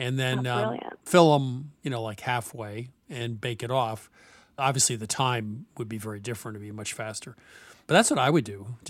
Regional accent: the North, United States; I'm from the North.

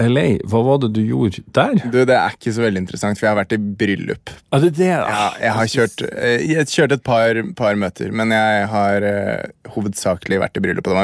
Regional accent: Hamar, Innlandet, Norway; Jeg er fra Hamar

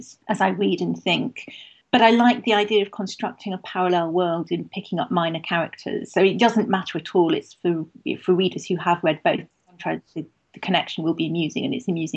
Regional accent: Manchester, North West England, United Kingdom; I grew up in Manchester

